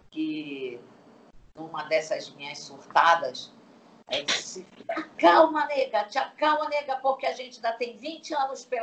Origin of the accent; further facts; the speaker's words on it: Manaus, Amazonas, Brazil; born there; Ah, eu, eu, eu digo que Manaus é onde eu nasci, onde eu amo.